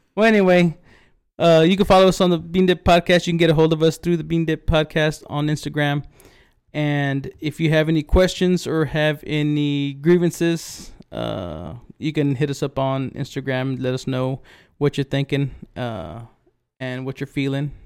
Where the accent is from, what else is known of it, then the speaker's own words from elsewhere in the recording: Big Wells, Texas, United States; right outside of Big Well's, my hometown